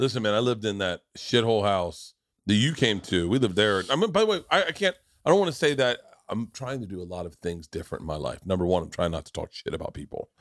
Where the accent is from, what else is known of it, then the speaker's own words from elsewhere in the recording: the South, United States; growing up in the South